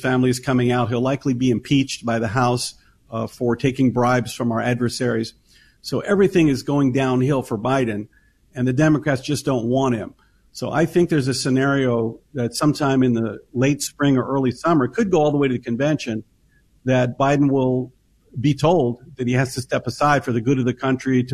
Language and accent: English; Tennessee, United States; I grew up in Tennessee in the South in the 70s